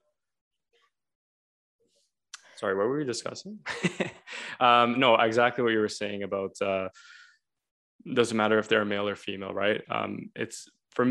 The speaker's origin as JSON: {"language": "English", "town": "Toronto", "region": "Ontario", "country": "Canada", "tie": "born or raised there", "said": "me growing up in Toronto"}